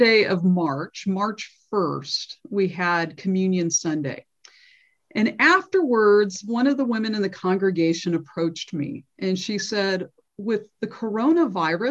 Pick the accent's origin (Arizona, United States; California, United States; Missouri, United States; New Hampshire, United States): California, United States; Redlands; also born or lived in San Diego; I was born and raised in Redlands, grew up at Redlands United Church of Christ